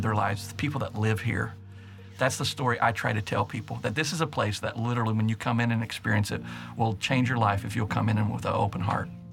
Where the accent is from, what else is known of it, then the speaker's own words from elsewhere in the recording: Martin County, Kentucky, United States; I was born and raised in Martin County, and so I have a lot of great memories in Eastern Kentucky and Martin County.